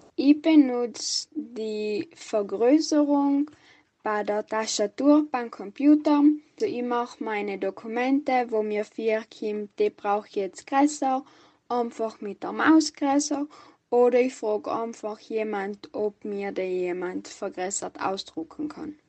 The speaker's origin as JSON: {"language": "German", "town": "Barbian", "region": "Trentino-Alto Adige", "country": "Italy", "said": "ich komme aus Barbian."}